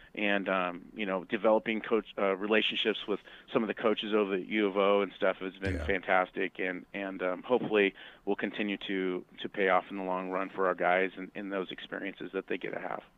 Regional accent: Eugene, Oregon, United States; growing up in Eugene myself

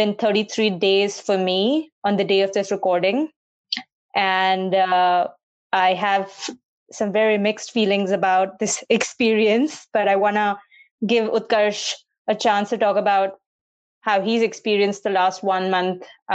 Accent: Mumbai, Maharashtra, India; We grew up in India. I grew up in Mumbai.

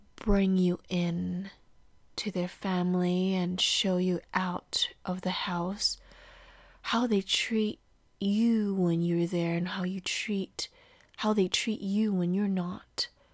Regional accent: Indonesia; moved away as an adult; now in California, United States; I am from Indonesia. I live in California by winning the green card lottery after eight years of applying.

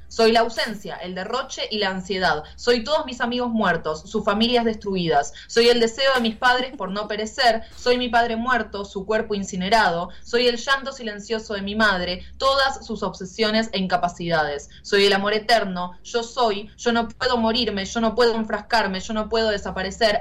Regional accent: Argentina

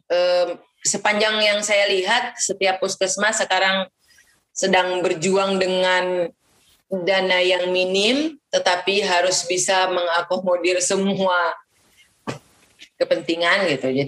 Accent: East Nusa Tenggara, Indonesia; kami ingin menghapus stigma bahwa kita orang Flores ini susah gitu

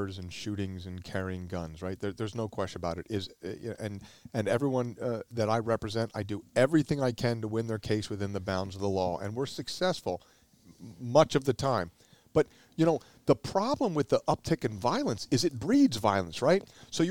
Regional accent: New Jersey, United States; also born or lived in Philadelphia, Pennsylvania; I was born in the city. I've lived here for a number of years. I was raised in South Jersey

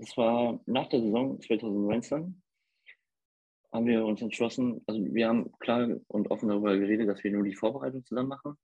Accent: Brandenburg, Germany; accent: Berliner dialect; now in Hamburg, Germany; da ich aus Brandenburg komme, habe ich genau diesen Dialekt wie er

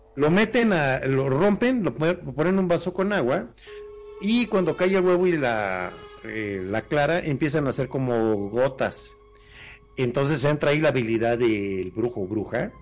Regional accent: Mexico; como buenos mexicanos

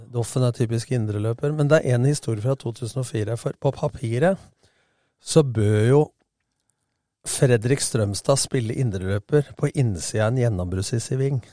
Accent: Lillestrøm, Akershus, Norway; also born or lived in Kristiansand; now in Skien, Norway; Vi har vokst opp sammen i Lillestrøm

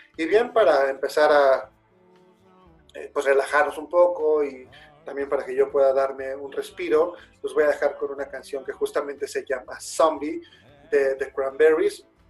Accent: Mexico; somos mexicanos

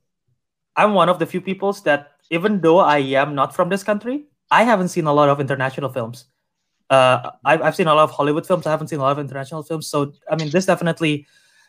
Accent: Indonesia; my home country

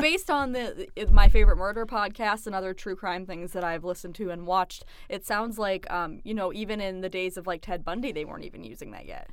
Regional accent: Ohio, United States; I am originally from Ohio

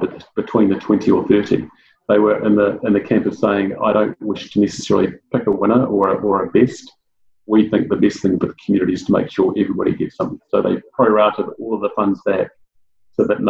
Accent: Auckland, New Zealand; my time that I've spent growing up in South Auckland

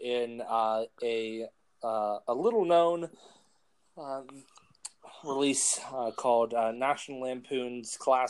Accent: Pennsylvania, United States; that is in my home state.

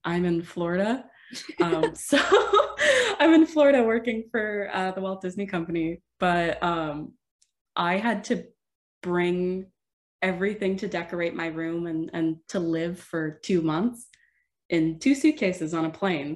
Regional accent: Sudbury, Ontario, Canada; moved away as an adult; now in Waterloo, Canada; I moved from my hometown of Sudbury, which is about five hours uh, north of Waterloo.

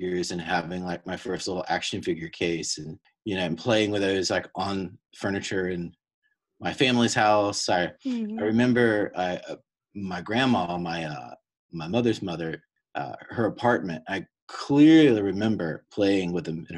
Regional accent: Cary, North Carolina, United States; growing up in Cary

